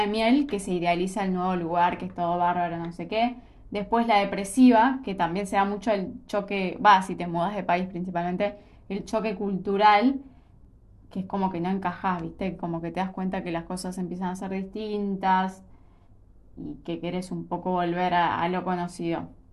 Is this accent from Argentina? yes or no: yes; Argentina; nosotros somos, como un país eh, re tercer mundo